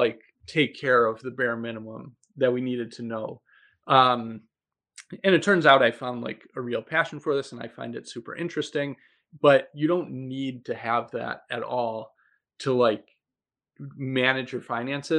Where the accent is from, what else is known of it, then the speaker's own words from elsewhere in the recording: Buffalo, New York, United States; moved away as an adult; I'm originally from Buffalo. And I just moved back here after graduating from training about 2 years ago.